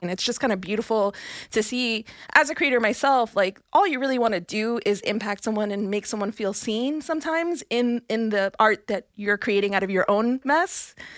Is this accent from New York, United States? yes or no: yes; New York City, New York, United States; I'm from Brooklyn. I'm not from the Bronx.